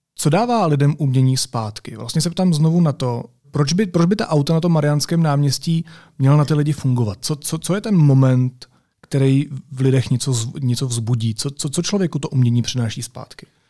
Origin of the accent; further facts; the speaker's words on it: Czechia; my jako Češi